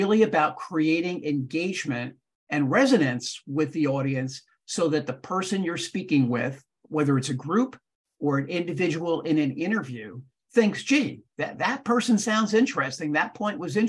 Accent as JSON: {"language": "English", "town": "Fair Lawn", "region": "New Jersey", "country": "United States", "tie": "born or raised there", "said": "I grew up in Fairlawn, New Jersey"}